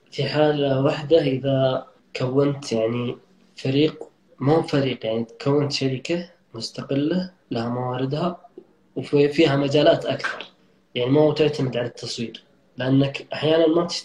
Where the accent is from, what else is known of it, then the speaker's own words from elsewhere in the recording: Saudi Arabia; أكثر وأهم الأسباب اللي خلتني أمسك مشاريع كبيرة مع جهات حكومية اني سعودي